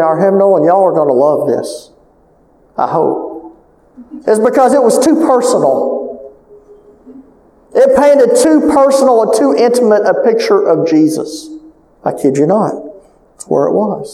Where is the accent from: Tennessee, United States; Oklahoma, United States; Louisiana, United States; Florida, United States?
Louisiana, United States; Calcasieu Parish; I'm from Calcasieu Parish